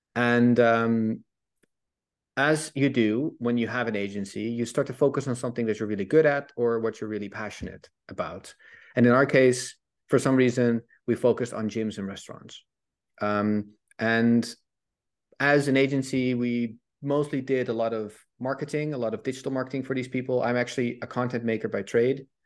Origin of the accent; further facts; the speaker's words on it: Netherlands; I'm Dutch, I'm from Holland